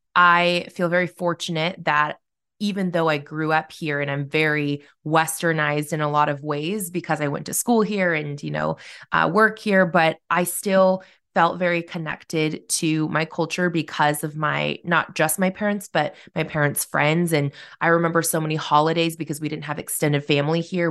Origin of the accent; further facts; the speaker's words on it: Corvallis, Oregon, United States; now in Salem, United States; I grew up in Corvallis, which is a small college town